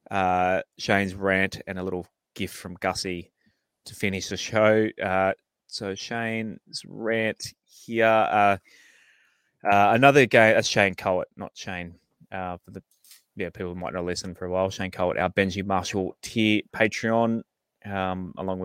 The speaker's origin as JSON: {"language": "English", "area": "Central Coast", "region": "New South Wales", "country": "Australia", "tie": "born or raised there", "said": "I grew up on the Central Coast"}